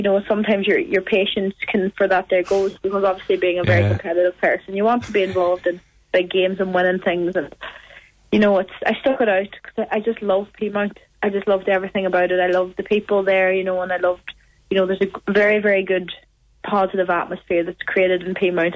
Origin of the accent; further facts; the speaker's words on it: Milford, Ulster, Ireland; I played with Milford United, was my first club. That's obviously my hometown